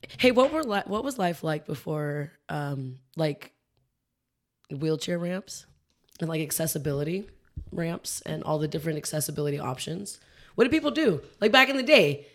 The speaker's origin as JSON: {"language": "English", "region": "California", "country": "United States", "said": "why don't we as Californians have a Southern accent?"}